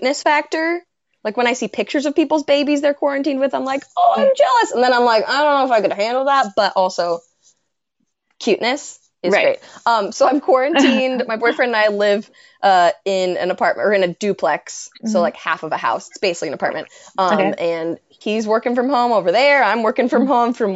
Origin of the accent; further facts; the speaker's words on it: Seattle, Washington, United States; moved away as an adult; now in Portland, United States; I'm from Seattle, so I'm from the Pacific Northwest